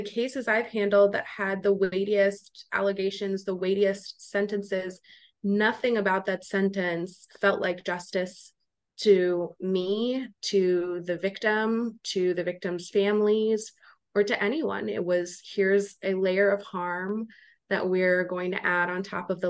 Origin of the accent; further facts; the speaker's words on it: Wisconsin, United States; now in Washington, D.C., United States; I'm originally from Wisconsin